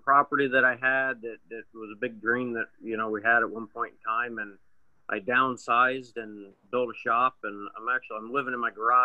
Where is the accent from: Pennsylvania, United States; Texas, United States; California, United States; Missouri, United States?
Pennsylvania, United States; I'm from Pennsylvania